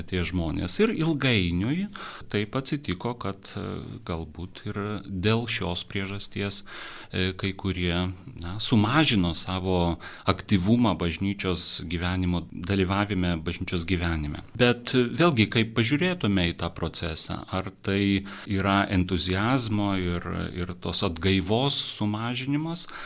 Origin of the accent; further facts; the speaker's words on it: Lithuania; mes, lietuviai, esam katalikai, na, tas e, kultūriškai tarsi įrašyta į, e, į mūsų e, vydų.